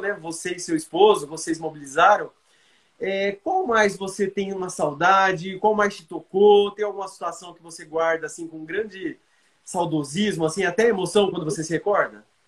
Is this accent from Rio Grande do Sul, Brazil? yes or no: no; Bauru, São Paulo, Brazil; lá da minha terra natal, Bauru